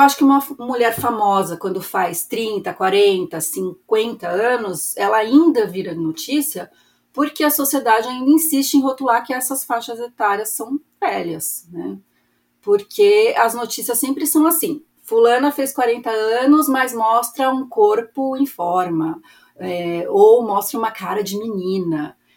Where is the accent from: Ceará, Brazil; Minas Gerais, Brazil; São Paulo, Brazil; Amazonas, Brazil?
São Paulo, Brazil; moved away as an adult; now in Nogent-sur-Marne, France; tenho 47 anos, sou paulistana, aquariana